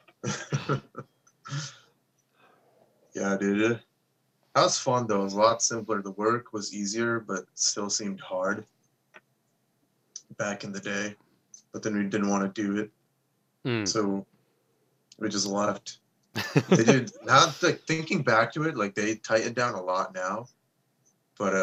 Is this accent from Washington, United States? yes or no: no; Rocky Hill, Connecticut, United States; I'm from Rocky Hill too